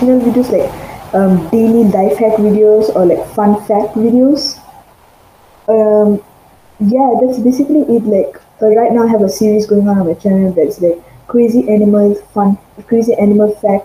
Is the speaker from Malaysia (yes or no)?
yes; Malaysia; I'm from Malaysia